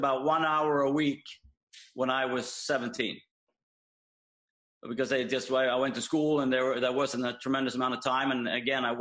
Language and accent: English; Malmö, Skåne, Sweden; born or raised there